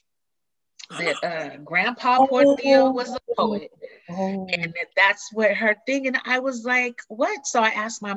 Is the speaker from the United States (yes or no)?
yes; the South, United States; growing up in the theater, growing up in the South